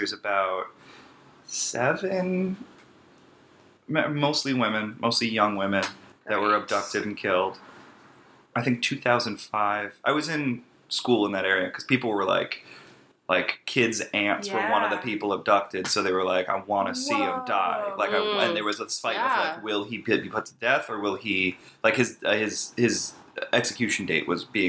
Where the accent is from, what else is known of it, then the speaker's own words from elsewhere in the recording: United States; also born or lived in Long Island, New York; I was born on Long Island, but moved to this town later.